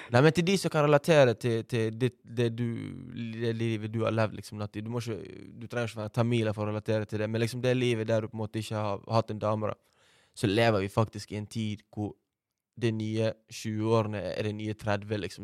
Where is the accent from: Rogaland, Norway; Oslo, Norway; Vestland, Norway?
Vestland, Norway; Bergen; jeg er oppvokst på Valmøra skole